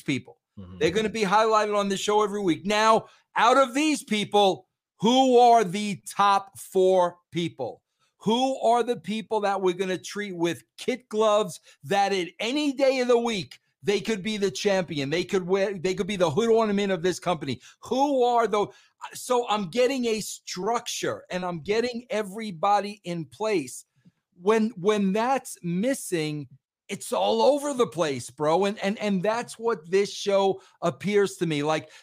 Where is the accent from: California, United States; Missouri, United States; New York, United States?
New York, United States; I'm a New Yorker through and through